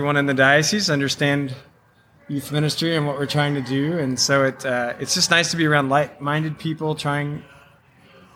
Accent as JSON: {"language": "English", "town": "Owensboro", "region": "Kentucky", "country": "United States", "said": "I'm from Owensboro, Kentucky"}